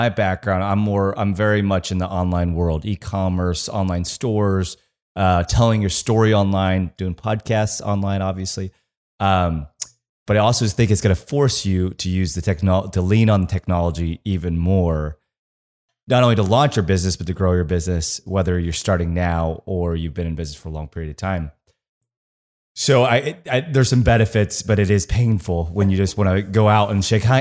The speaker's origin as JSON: {"language": "English", "region": "Kansas", "country": "United States", "tie": "born or raised there", "said": "I'm from Kansas. So I grew up in the country"}